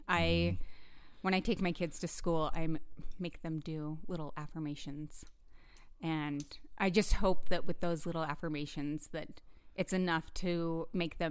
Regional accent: Price, Utah, United States; in Price, Utah

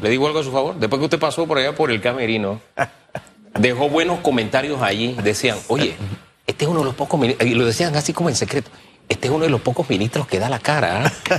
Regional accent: Panama; yo soy panameño

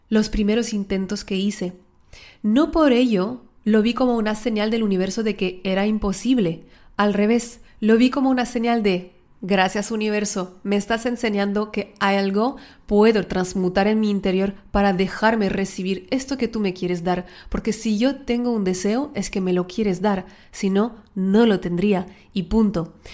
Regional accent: France; Spanish is a second language; also born or lived in Mexico; Las que no me conocéis, soy francesa, aunque el acento parece de Latinoamérica, una mezcla rara. Viví en México un tiempo.

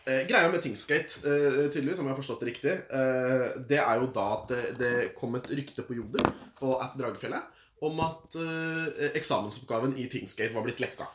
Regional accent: Oslo, Norway; Jeg ble født en eh, aprildag på Aker sykehus. Ja. Jeg er fra Oslo.

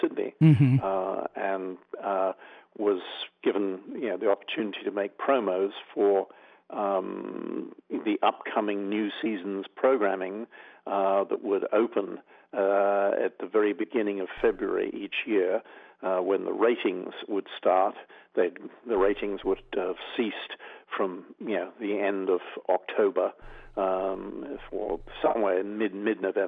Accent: England, United Kingdom; moved away as an adult; also born or lived in Australia; I grew up in England, but I then moved to the land of my father when I was just 19 turning 20, and I went to Australia

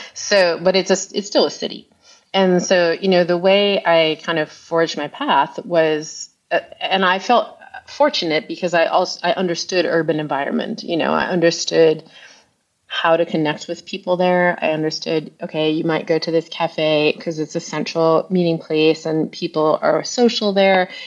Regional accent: Long Island, New York, United States; moved away as an adult; also born or lived in Ghana; I grew up mostly on Long Island

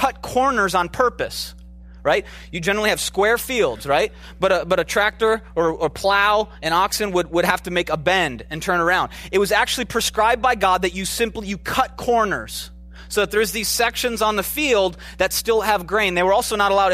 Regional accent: Minneapolis, Minnesota, United States; I'm from Minneapolis.

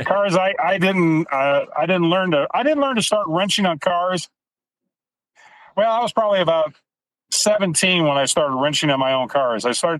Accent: St. Louis, Missouri, United States; moved away as an adult; I was born and raised in St. Louis County, back in St. Louis, Missouri.

